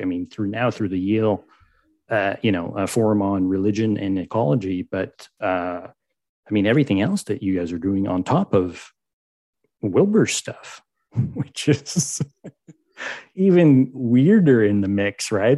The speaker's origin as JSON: {"language": "English", "town": "Montreal", "region": "Quebec", "country": "Canada", "said": "I'm from Montreal, but I come from a family that's been deeply scarred by the Catholic Church in, in Montreal"}